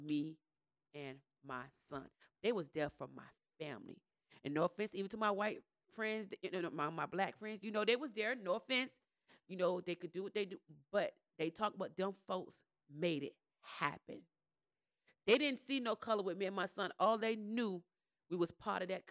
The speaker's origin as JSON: {"language": "English", "town": "Miami", "region": "Florida", "country": "United States", "moved": "as an adult", "lives_now": "Gwinnett, United States", "said": "I come from Miami with just straight black friends"}